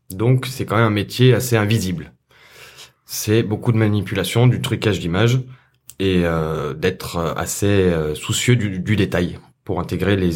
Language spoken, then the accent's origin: French; Saint-Étienne, Auvergne-Rhône-Alpes, France; moved away as an adult; also born or lived in South of France; je viens de Saint-Etienne.